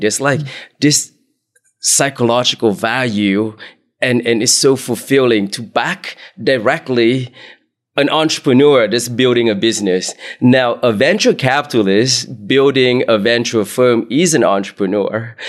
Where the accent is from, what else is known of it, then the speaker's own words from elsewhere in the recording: Bay Area, California, United States; So I grew up in the Bay oh, Area